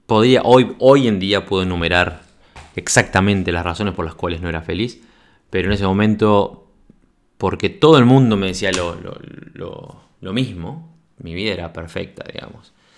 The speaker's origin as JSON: {"language": "Spanish", "country": "Uruguay", "tie": "born or raised there", "moved": "yes", "said": "yo nací en Uruguay en 1979, soy uruguayo, de pura cepa, viví toda mi adolescencia, mi infancia y mi adolescencia en Uruguay"}